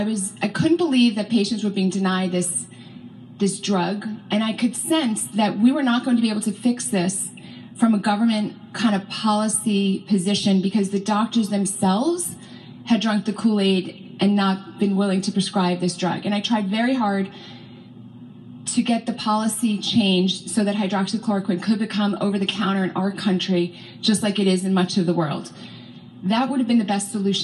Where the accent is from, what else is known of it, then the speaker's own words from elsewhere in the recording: California, United States; I hail from California